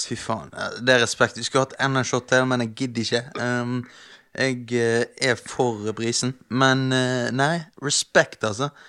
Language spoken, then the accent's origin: Norwegian; Stavanger, Rogaland, Norway; accent: Stavanger dialect; jeg skal slutte med den Stavanger-dialekten min.